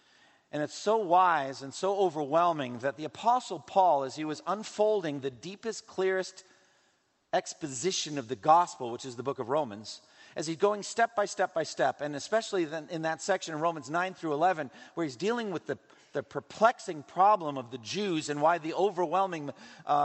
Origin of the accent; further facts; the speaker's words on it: Massachusetts, United States; In my home state of Massachusetts, up in Newburyport